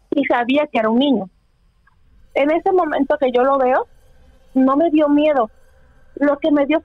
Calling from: Houston, Texas, United States; Desde Houston, Texas.

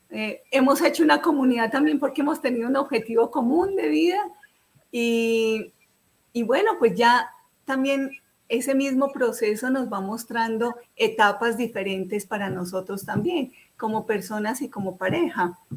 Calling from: Bogotá, Colombia; Bueno, yo soy aquí compatriota de Juan Carlos, yo estoy en Colombia, estoy en Bogotá, en Bogotá

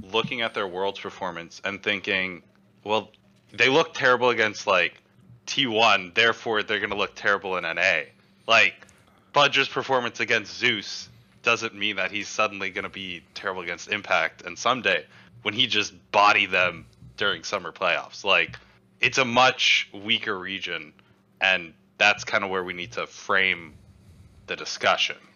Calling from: Houston, Texas, United States; Uh, Houston, Texas.

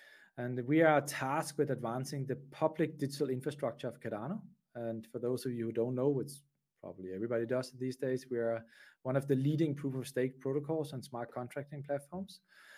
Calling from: Switzerland; So basically, I'm calling in from Switzerland today.

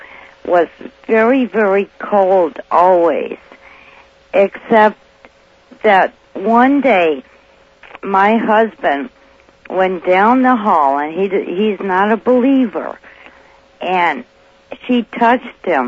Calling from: Santa Maria, California, United States; I'm calling from Santa Maria

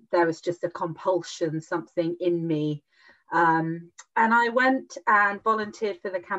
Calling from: South West England, United Kingdom; I am calling from sunny, lockdown UK, lockdown Ireland. Specifically from the southwest, so in a little county called Devon

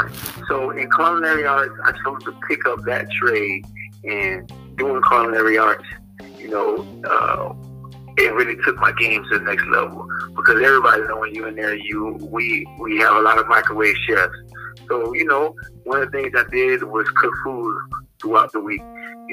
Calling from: Pompano Beach, Florida, United States; American. I'm calling from Pompano Beach, Florida.

